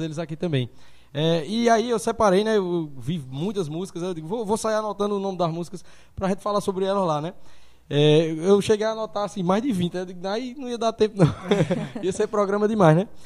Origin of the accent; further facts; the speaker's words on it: Sumé, Paraíba, Brazil; now in Monteiro, Brazil; eu sou de Sumé